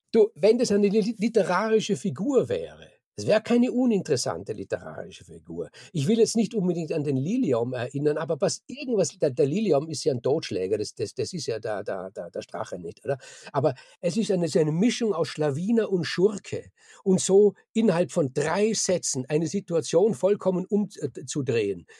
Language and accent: German; Austria; bei uns in Österreich